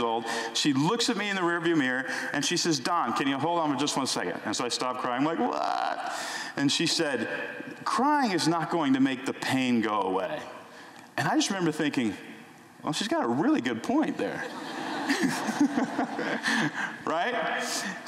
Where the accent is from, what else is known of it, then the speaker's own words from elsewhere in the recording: Houston, Texas, United States; in my house growing up in Houston, Texas